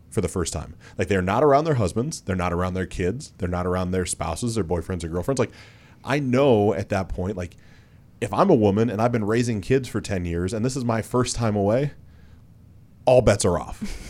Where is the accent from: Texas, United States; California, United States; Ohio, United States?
Ohio, United States; Mansfield; also born or lived in East Aurora, New York; I grew up in Mansfield, Ohio, because I moved there in third grade.